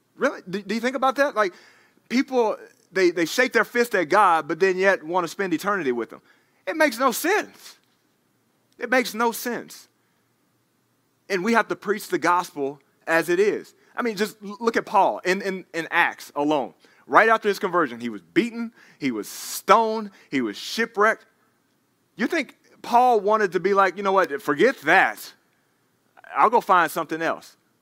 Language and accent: English; Dallas, Texas, United States; moved away; I'm from Dallas, Texas. He's playing against my hometown team